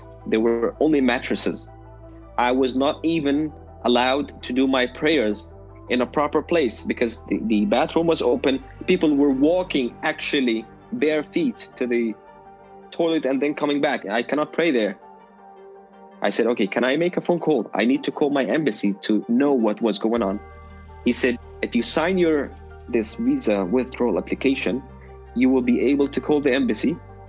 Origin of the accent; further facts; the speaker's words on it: Syria; born there; I was holding a Jordanian passport, but he saw that I was born in Syria.